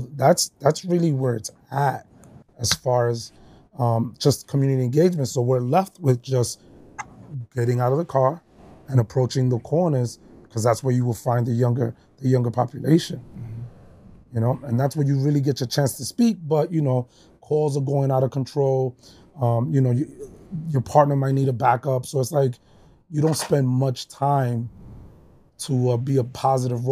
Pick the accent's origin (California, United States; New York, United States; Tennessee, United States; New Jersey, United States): New York, United States; New York City; growing up in the Bronx